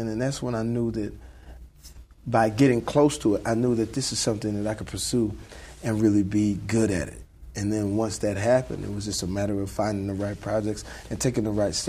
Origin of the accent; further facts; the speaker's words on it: Dallas, Texas, United States; I grew up in the South, you know, in Dallas.